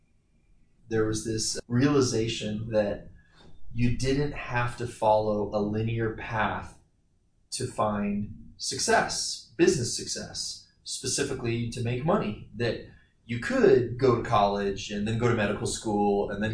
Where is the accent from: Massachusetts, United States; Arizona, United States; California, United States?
California, United States; Los Angeles; also born or lived in Whittier, California; I was born in Whittier, California